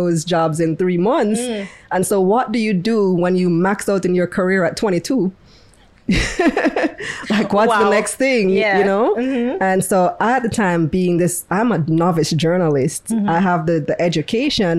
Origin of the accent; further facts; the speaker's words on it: Belize; moved away as an adult; also born or lived in New York, United States; now in Jamaica; I'm originally from Belize.